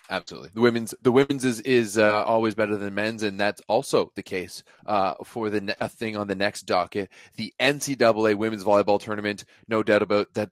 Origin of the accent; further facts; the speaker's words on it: Canada; I'm Canadian